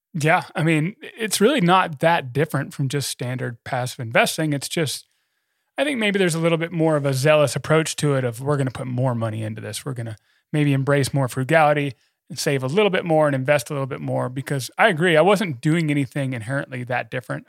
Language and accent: English; United States; I'm an American